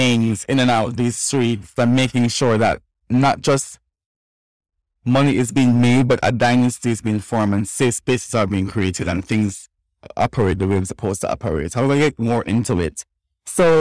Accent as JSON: {"language": "English", "country": "Jamaica", "said": "us as transgender Jamaican and us doing sex work"}